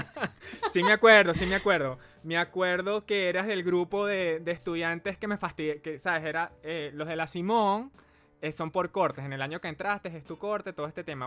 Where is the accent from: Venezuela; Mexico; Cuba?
Venezuela; now in Santiago, Chile; Soy venezolano y actualmente vivo en Santiago